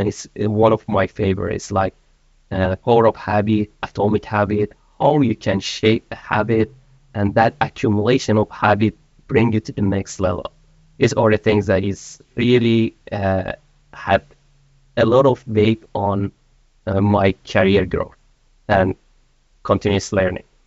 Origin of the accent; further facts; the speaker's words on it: Iran; moved away as an adult; also born or lived in Malaysia; now in Sweden; I'm from Iran. I've been in Sweden for one and a half year. Prior to that, I was living in Malaysia for uh, about 15 years